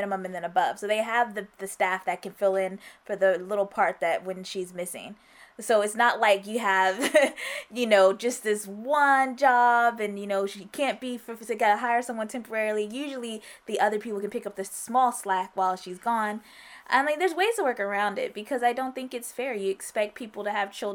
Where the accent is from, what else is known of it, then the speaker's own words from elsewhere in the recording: United States; I'm American.